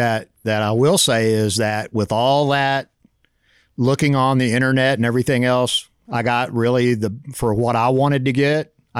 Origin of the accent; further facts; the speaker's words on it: Dallas, Texas, United States; I'm from Dallas originally.